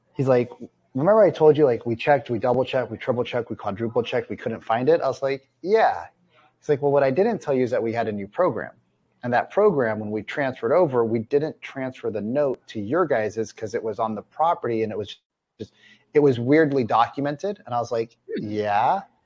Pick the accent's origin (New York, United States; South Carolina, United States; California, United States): California, United States; Central; moved away as an adult; also born or lived in Seattle; I grew up in Central California and the deserts